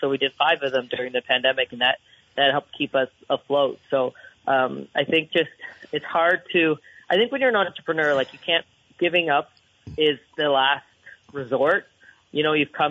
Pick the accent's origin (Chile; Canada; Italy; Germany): Canada; We love our Canadian healthcare.